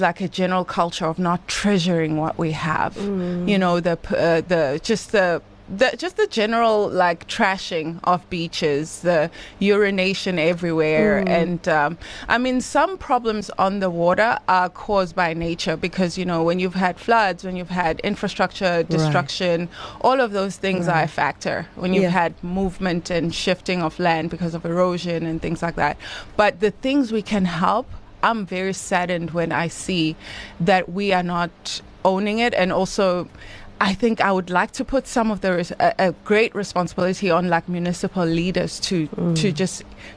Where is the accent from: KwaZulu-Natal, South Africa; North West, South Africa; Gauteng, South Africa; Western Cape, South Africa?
KwaZulu-Natal, South Africa; Estcourt; born or raised there; also born or lived in Durban